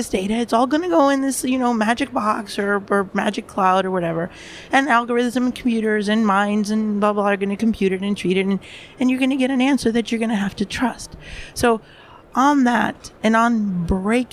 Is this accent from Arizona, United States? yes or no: no; New York City, New York, United States; now in Europe; I'm stationed now, working primarily in Europe, although I'm from the Bronx myself in the U.S.